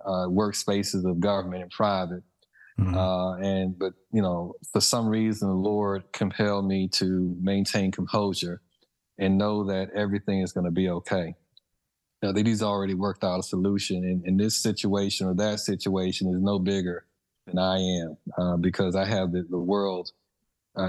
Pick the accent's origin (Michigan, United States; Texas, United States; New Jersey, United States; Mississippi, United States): Mississippi, United States; moved away; growing up in Mississippi